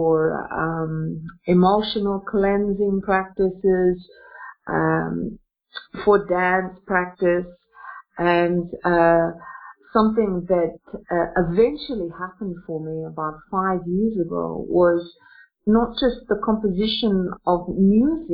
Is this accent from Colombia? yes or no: no; Australia; now in Russia; I'm an Australian woman, but interestingly enough, I'm an Australian woman who lives in Russia